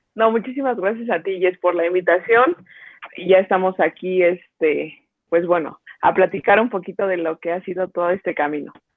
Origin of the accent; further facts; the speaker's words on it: Mexico City, Mexico; yo soy de aquí de la Ciudad de México